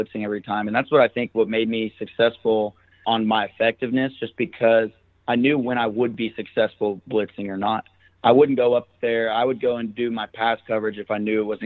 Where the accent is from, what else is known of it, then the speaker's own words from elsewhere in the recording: Arkansas, United States; I'm from Arkansas